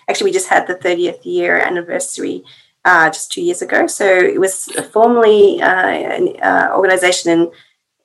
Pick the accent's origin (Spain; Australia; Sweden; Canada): Australia; moved away as an adult; now in Finland; I'm from Australia, and I've been in Finland for just over 10 years now